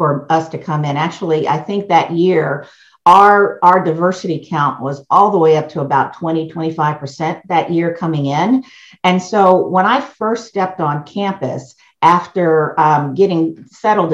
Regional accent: Westerville, Ohio, United States; also born or lived in Washington, D.C.; I actually grew up in Westerville, Ohio. I was born in Washington, D.C.

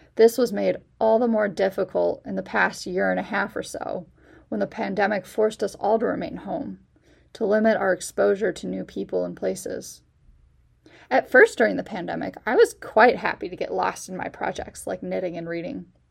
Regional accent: Chicago suburbs, Illinois, United States; moved away as an adult; now in Dayton, United States; I'm originally from the Chicago suburbs

